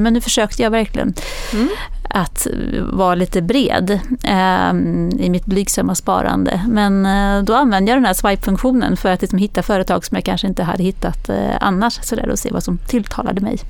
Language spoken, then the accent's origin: Swedish; Växjö, Kronoberg County, Sweden; jag kommer från Växjö.